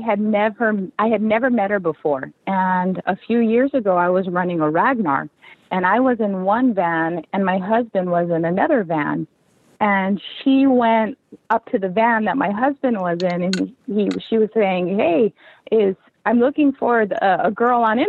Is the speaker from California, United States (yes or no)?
yes; Long Beach, California, United States; born or raised there